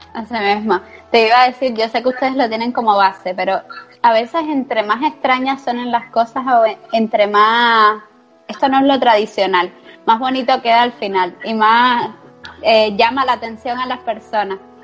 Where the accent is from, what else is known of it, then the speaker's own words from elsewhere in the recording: Cuba; now in Spain; yo me vine a, España, yo soy cubana, y dije, yo me voy a España y yo no regreso a Cuba.